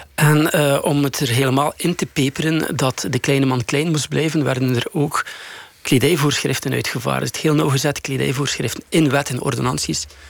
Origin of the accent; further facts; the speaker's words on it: Bruges, Flanders, Belgium; in mijn thuisstad Brugge